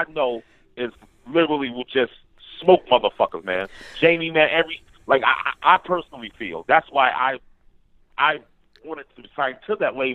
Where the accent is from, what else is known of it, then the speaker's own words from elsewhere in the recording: Detroit, Michigan, United States; I'm from Detroit, and I came up around both eras